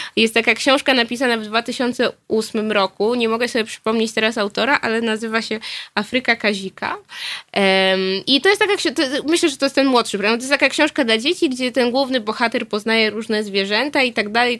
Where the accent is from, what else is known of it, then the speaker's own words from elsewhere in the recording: Nowy Sącz, Lesser Poland, Poland; now in Warsaw, Poland; ja się urodziłam w Polsce, urodziłam się w Nowym Sączu